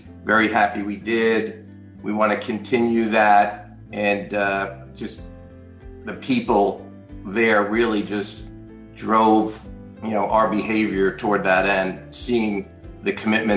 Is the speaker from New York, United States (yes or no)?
yes; New York, United States; moved away as an adult; now in Naples, United States; I also was from New York, and we retired down into Naples, Florida about 4 years ago